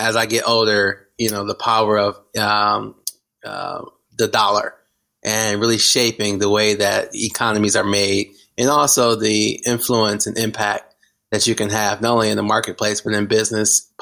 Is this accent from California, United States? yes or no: no; Flint, Michigan, United States; I grew up in Flint, Michigan, hyper black, a suburb of Detroit